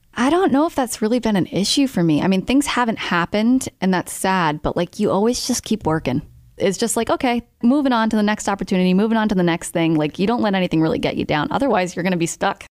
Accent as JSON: {"language": "English", "town": "Smithfield", "region": "Rhode Island", "country": "United States", "tie": "born or raised there", "said": "I grew up in Smithfield, Rhode Island"}